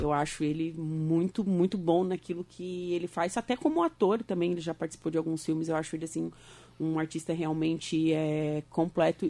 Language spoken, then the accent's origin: Portuguese; Torres, Rio Grande do Sul, Brazil; moved away as an adult; now in Araranguá, Brazil; Eu sou de Torres